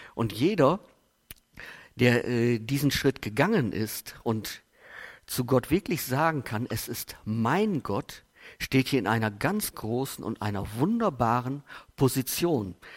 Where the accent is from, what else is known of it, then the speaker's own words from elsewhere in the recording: Steinfurt, North Rhine-Westphalia, Germany; ich komme aus Buchsteinfurt